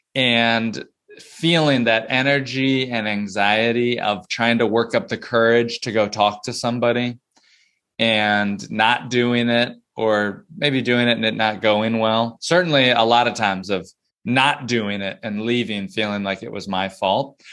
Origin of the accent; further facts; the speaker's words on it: Plano, Texas, United States; moved away as an adult; also born or lived in North Carolina / North Georgia; now in New York City, United States; I grew up in Dallas in Plano